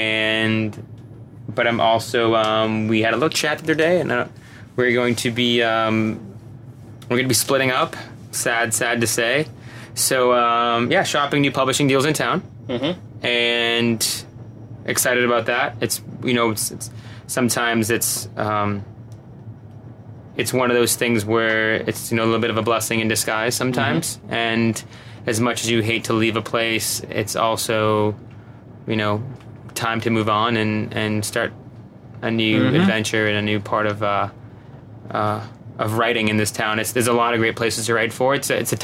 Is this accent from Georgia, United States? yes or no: no; Boston, Massachusetts, United States; moved away as an adult; also born or lived in Germany / Los Angeles / Nashville; I grew up in Boston, lived out there for most of my life. Went to college in Massachusetts